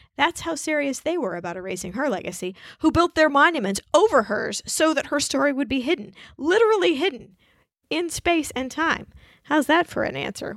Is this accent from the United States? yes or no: yes; Wichita, Kansas, United States; also born or lived in Rhode Island; I, uh, grew up in Wichita, Kansas